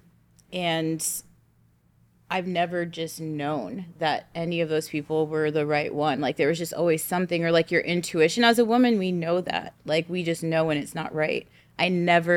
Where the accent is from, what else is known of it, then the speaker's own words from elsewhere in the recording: Bay Area, California, United States; moved away as an adult; also born or lived in Los Angeles, California; I'm from the Bay Area, but I did live in LA before